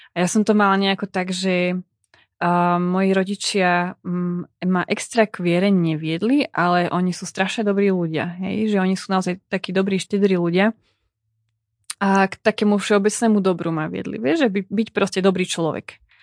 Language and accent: Slovak; eastern Slovakia, Slovakia; accent: East Slovak (východniarsky); ja hovorím po východniarsky